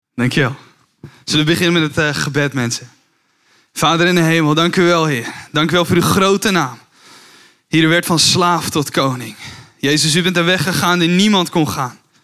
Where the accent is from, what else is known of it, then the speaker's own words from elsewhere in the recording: Kuinre, in the Kuinder area, Flevoland, Netherlands; first language Dutch; moved away as an adult; also born or lived in Emmeloord, Netherlands; now in Veenendaal, Netherlands; Geboren in Emmeloord. Getogen in Kuinderen in de Kunder